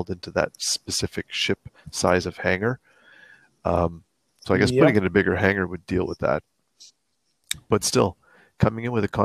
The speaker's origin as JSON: {"language": "English", "country": "Canada", "said": "I'm speaking with my hands because I'm French Canadian"}